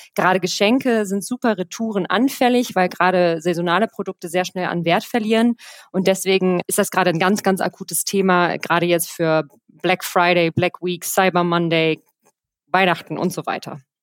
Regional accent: Rhineland, Germany; now in Cologne, Germany; gebürtige Rheinländerin, äh, sesshaft in Köln

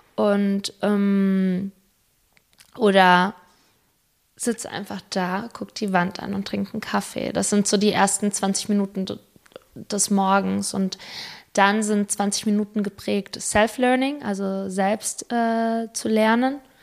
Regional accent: Spain; moved away; ich bin Spanierin

